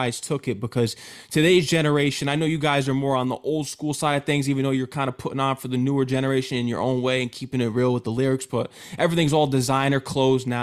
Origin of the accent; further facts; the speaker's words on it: Connecticut, United States; also born or lived in Queens, New York; I'm from Connecticut, so I'm always putting on for my home state